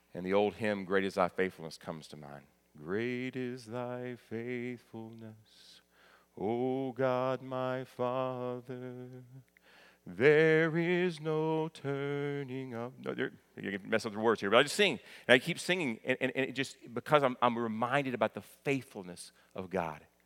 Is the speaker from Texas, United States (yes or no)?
no; Kentucky, United States; moved away; I'm proud of my home state, very thankful for being raised in Kentucky.